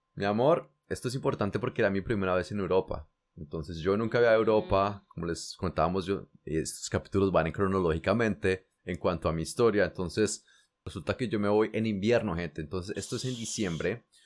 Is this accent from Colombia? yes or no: yes; Colombia; moved away; yo hace muchos años me fui de Colombia